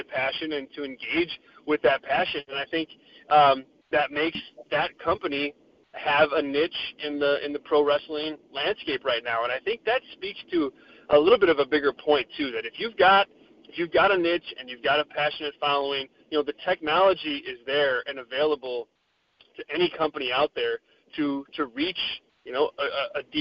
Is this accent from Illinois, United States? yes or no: yes; Chicago, Illinois, United States; I'm from Chicago, and so we had the All Out show and then StarCast in my backyard here.